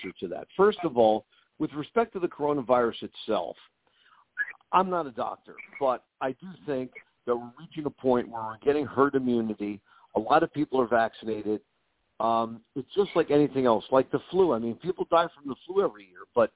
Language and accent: English; New York City, New York, United States; I grew up poor in the Bronx